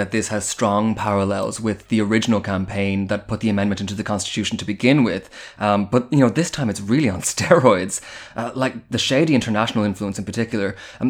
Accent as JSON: {"language": "English", "country": "Ireland"}